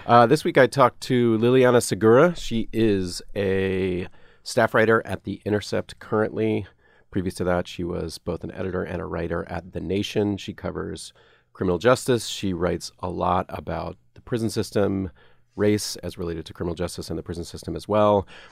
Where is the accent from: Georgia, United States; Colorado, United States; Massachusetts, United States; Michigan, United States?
Georgia, United States; Atlanta; moved away; also born or lived in Nashville; I grew up in Atlanta